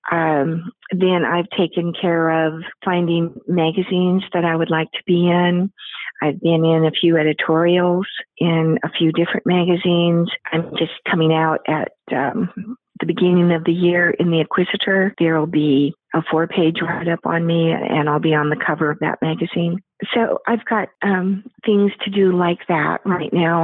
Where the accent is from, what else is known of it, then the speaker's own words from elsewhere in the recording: Pacific Northwest, United States; now in Houston, United States; I'm from the Pacific Northwest area, and now I've been in Houston for over 30 years